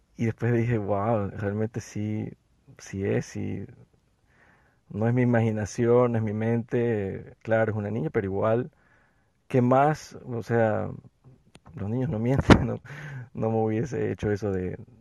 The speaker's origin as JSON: {"language": "Spanish", "country": "Ecuador", "said": "yo soy de Ecuador"}